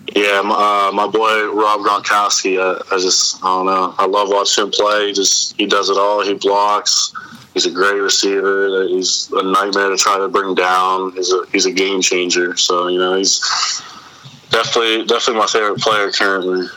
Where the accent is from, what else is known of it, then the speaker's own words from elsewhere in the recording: Reynoldsville, Pennsylvania, United States; also born or lived in DuBois, Pennsylvania; I grew up in uh, Reynoldsville